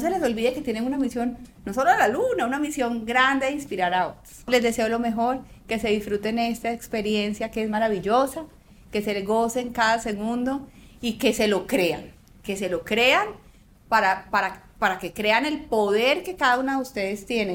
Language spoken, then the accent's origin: Spanish; Antioquia, Colombia; me encanta que como antioqueños